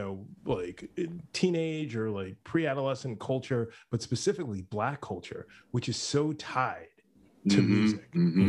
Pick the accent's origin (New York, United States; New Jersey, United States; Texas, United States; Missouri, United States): New York, United States; the Bronx / north of New York City, United States; I grew up initially in the Bronx, and then my parents moved about 15 miles north of New York City.